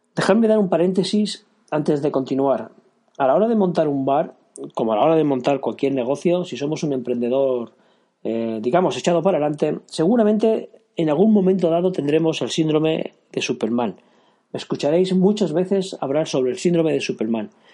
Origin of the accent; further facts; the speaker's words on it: Girona, Catalonia, Spain; soy de Gerona